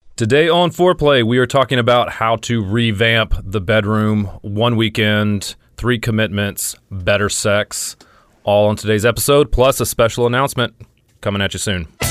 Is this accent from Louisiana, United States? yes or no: yes; Louisiana, United States; I'm from Louisiana